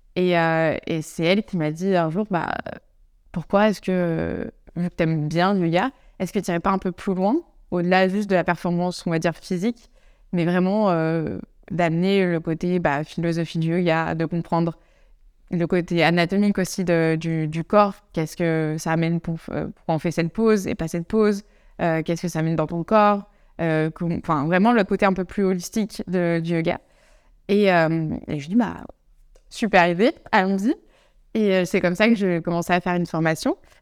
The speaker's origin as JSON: {"language": "French", "area": "Savoie, near Chambéry", "region": "Auvergne-Rhône-Alpes", "country": "France", "also_born_or_lived": "Annecy / Grenoble", "moved": "as an adult", "lives_now": "Amsterdam, Netherlands", "said": "en France, je viens de Savoie, euh, donc à côté de, Chambéry, dans les montagnes"}